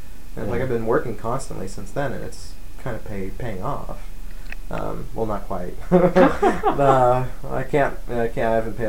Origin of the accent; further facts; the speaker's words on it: Idaho, United States; also born or lived in Southern California; now in Spokane, United States; No. I was born in Southern California. I grew up partially in North Idaho and around in North Idaho. And then, yeah, it's like every 2 years I seem to move.